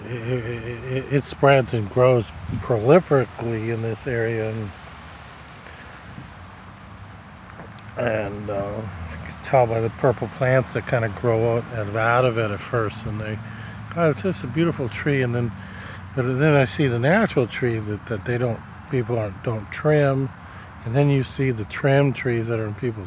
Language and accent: English; Nebraska, United States; now in Miami, United States; my hometown in Nebraska